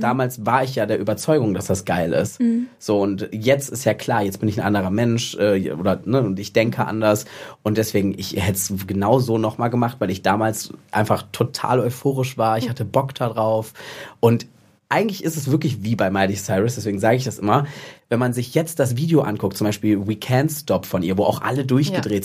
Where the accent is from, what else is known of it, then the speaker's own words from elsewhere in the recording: Cologne, North Rhine-Westphalia, Germany; ich komme aus Köln, bin jetzt in Düsseldorf verbotenerweise